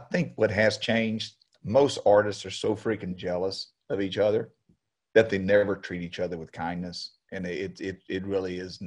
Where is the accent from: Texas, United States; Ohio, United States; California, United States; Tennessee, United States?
Texas, United States; Beaumont; I was back in Beaumont, my hometown